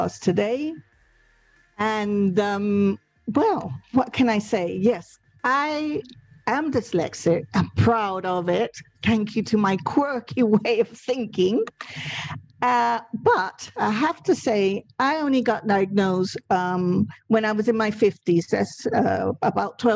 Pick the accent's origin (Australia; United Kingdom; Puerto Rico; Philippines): Puerto Rico; first language Spanish; English is a second language; moved away; I did a secondary school, not in this country, but in Puerto Rico, and in the Spanish language